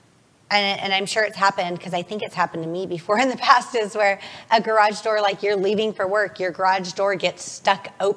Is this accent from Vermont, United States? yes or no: no; Las Vegas, Nevada, United States; I was born and raised in Vegas, so I've only lived here.